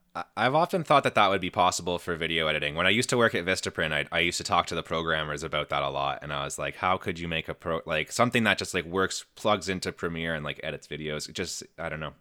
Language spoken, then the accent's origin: English; Canada; I'm Canadian